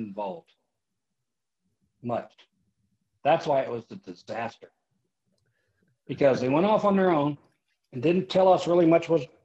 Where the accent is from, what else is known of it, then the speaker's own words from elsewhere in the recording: Leavittsburg, Ohio, United States; I'm from a small steel mill town in Northeast Ohio. I'm from Leavittsburg, Ohio